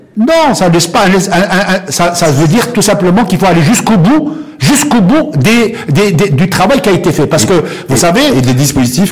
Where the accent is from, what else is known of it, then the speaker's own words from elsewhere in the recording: Morocco; en tant que Marocain